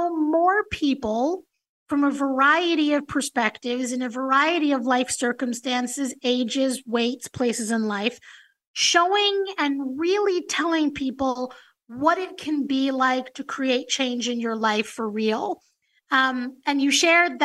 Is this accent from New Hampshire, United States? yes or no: no; New York City, New York, United States; that little girl growing up in New York City